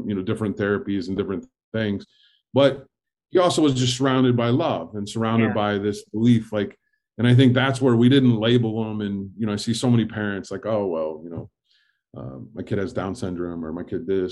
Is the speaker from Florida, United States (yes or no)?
no; Fort Wayne, Indiana, United States; I grew up in Indiana in Fort Wayne, Indiana